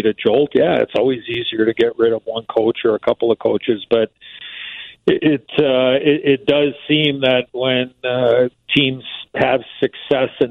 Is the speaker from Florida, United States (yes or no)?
no; Chicago, Illinois, United States; I got a chance to play for my hometown team, and I lived and died, as I always have and always will, with the Blackhawks